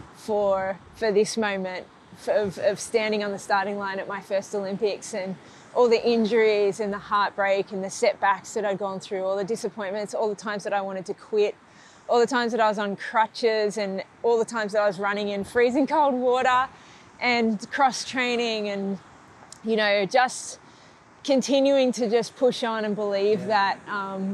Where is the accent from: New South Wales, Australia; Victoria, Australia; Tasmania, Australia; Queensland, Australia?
New South Wales, Australia; Grays Point; where I grew up in Grays Point